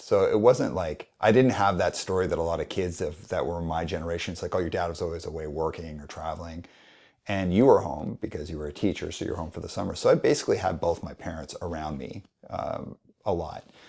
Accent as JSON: {"language": "English", "town": "Calgary", "region": "Alberta", "country": "Canada", "tie": "born or raised there", "said": "when I was a kid, a little kid growing up in Calgary"}